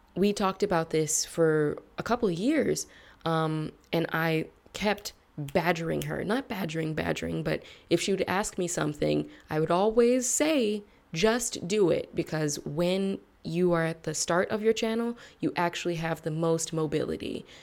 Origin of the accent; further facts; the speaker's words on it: United States; my reputation as an American and especially as a Black American